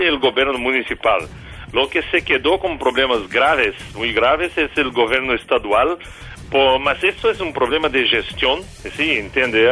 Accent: São Paulo, Brazil; Spanish is a second language; now in Rio de Janeiro, Brazil; Yo soy de São Paulo, vivo Río

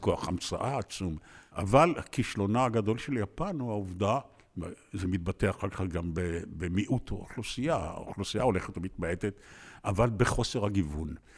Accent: Tel Aviv, Tel Aviv District, Israel; העיר הייתה שונה לחלוטין בילדותי. זאת הייתה עיר פתוחה מאוד, מספר תושביה לא עלה על 150 אלף, אני חושב, כשאני נולדתי ב-1940

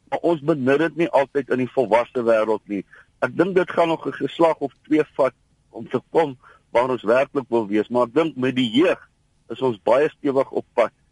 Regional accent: South Africa; ek is eers 'n Suid-Afrikaner en dan is ek 'n Afrikaner wat Afrikaans praat en wat blank is.

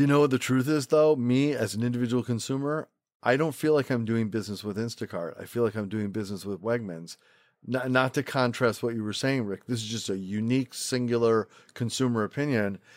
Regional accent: Rochester, New York, United States; also born or lived in Manhattan, New York; now in New York City, United States; I grew up in Rochester, New York.

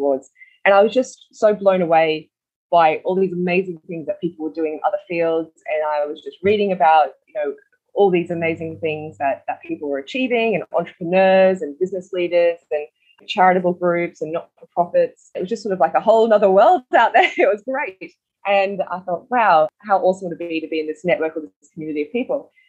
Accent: Cairns, Queensland, Australia; I was born in Cairns

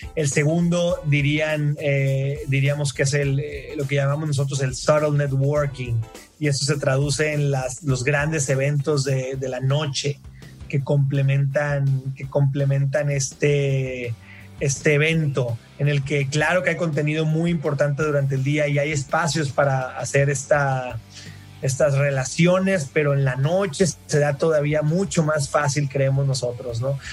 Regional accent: Mazatlán, Sinaloa, Mexico; also born or lived in Monterrey, Mexico / San Francisco, United States; now in Mexico City, Mexico; soy, de Mazatlán, Sinaloa

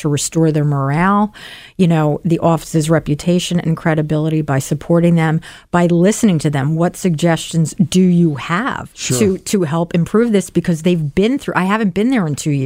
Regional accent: Philadelphia, Pennsylvania, United States; I'm a taxpayer, I'm a Philadelphian, and I'm a proud public servant

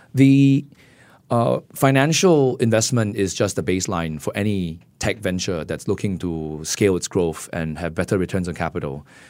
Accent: Singapore; as a Singaporean

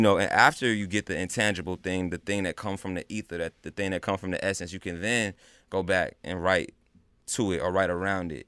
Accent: North Carolina, United States; I'm from North Carolina, though. You know, they were in the Army, and I was raised back, like, down south.

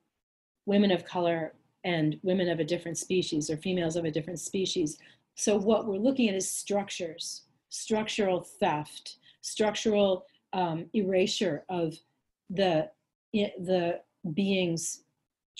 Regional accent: Los Angeles, California, United States; moved away; also born or lived in Minnesota; a girl growing up in Los Angeles

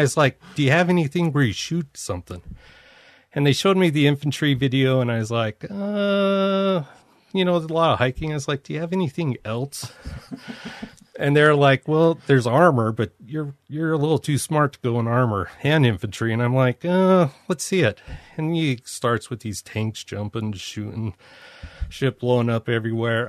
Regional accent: Bountiful, Utah, United States; moved away as an adult; also born or lived in Germany; a white guy from Utah, growing up in Bountiful

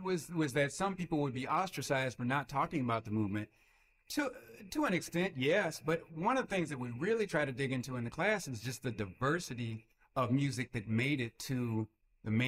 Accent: Yakima, Washington, United States; I come from Yakima, Washington

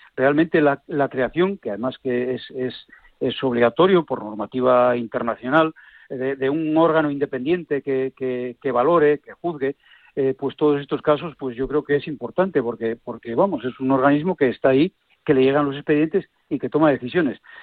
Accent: Villaviciosa, Asturias, Spain; now in Oviedo, Spain; yo soy natural de un pueblo que se llama vía Viciosa

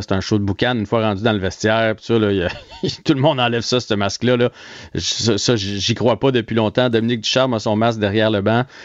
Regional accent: Trois-Rivières, Quebec, Canada; je viens de Trois-Rivières

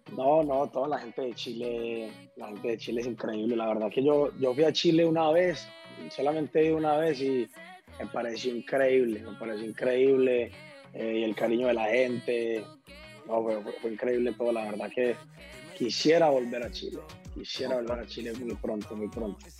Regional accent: Colombia; en mi país somos, somos un país muy rico en, en, en todos estos ritmos tropicales

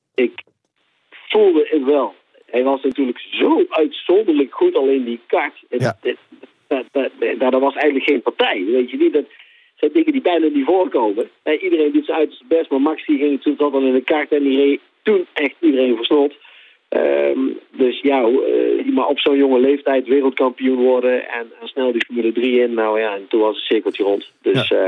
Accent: Netherlands; als Nederlanders

